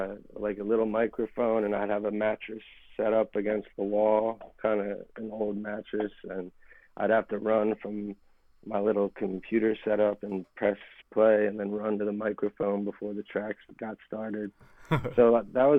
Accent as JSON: {"language": "English", "town": "Philadelphia", "region": "Pennsylvania", "country": "United States", "tie": "born or raised there", "also_born_or_lived": "Miami, Florida"}